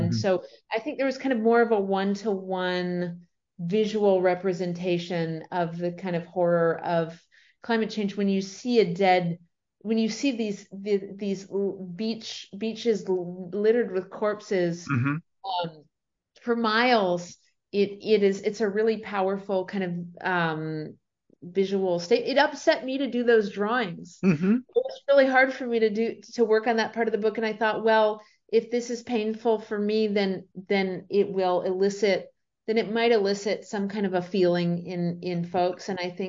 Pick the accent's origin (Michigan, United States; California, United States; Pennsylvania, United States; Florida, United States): Florida, United States; Sarasota; I was born in Sarasota, Florida, and spent the first few years of my life near there in South Florida.